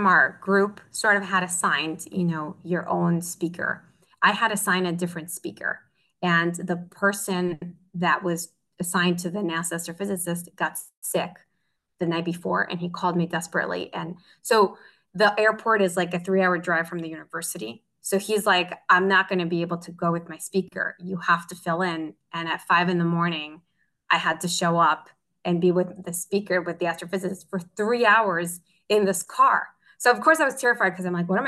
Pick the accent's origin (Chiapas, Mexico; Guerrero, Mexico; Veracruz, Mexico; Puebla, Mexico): Puebla, Mexico; Tecamachalco; moved away as an adult; since I was in Tecamachalco, where I grew up in Puebla